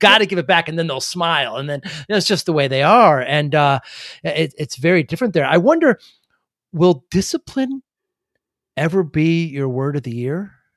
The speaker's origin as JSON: {"language": "English", "region": "Northeast", "country": "United States", "said": "I'm from the Northeast."}